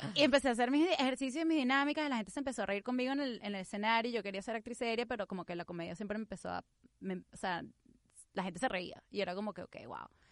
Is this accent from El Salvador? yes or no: no; Venezuela; born or raised there; moved away as an adult; now in United States